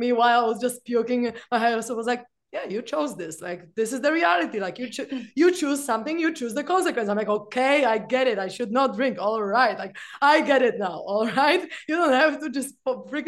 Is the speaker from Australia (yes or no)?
no; Poland; I'm from Poland